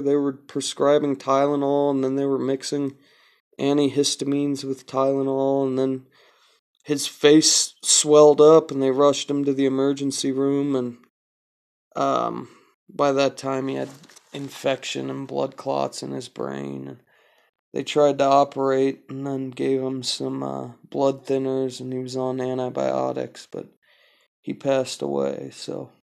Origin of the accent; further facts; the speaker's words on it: California, United States; I'm from California